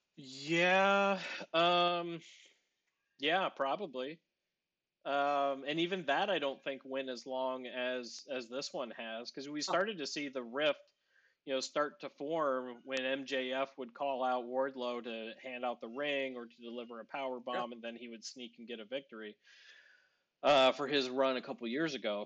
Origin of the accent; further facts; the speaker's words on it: Northeast Ohio, United States